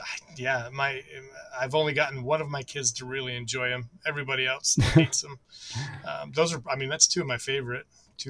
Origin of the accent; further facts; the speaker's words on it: United States; I'm from the States